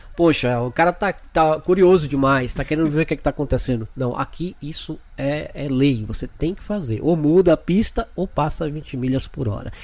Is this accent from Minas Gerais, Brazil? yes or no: no; Feira de Santana, Bahia, Brazil; moved away as an adult; also born or lived in Salvador, Brazil; now in Orlando, United States; sou de Feira de Santana, mas morava em Salvador, em Salvador há 15 anos